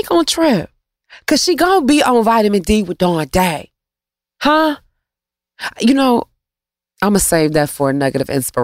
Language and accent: English; Detroit, Michigan, United States; I'm from Detroit